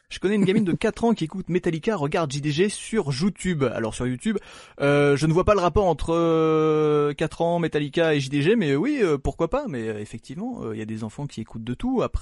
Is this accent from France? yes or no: no; Belgium; en même temps, je suis belge